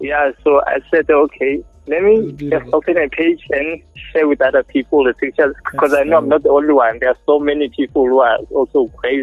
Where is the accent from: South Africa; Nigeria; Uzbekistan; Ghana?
South Africa; Durban, KwaZulu-Natal; Yeah, I'm from Durban, yeah. I'm a student here at Boston City Campus.